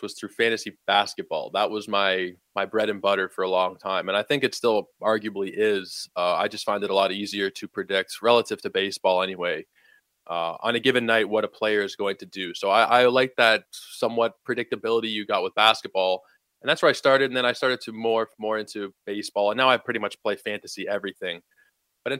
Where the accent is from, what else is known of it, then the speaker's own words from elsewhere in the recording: Toronto, Ontario, Canada; I am from Toronto. I am a Canadian.